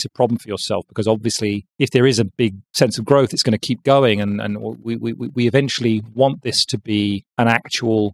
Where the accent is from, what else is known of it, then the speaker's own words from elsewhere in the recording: London, United Kingdom; my hometown of London